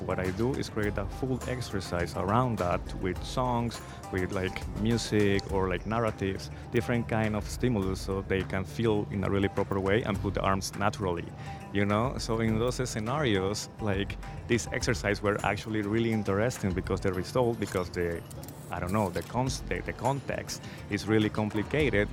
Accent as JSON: {"language": "English", "town": "Cali", "region": "Valle del Cauca", "country": "Colombia", "tie": "born or raised there", "moved": "yes", "said": "my city, Cali, was really well known for being the resistance uh, point"}